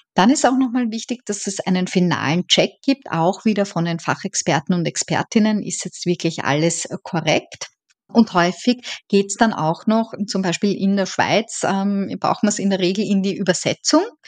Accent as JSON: {"language": "German", "region": "Vienna", "country": "Austria", "also_born_or_lived": "Eisenstadt, Burgenland", "moved": "as an adult", "lives_now": "Dublin, Ireland", "said": "wie man wahrscheinlich hören kann, ich bin Österreicherin"}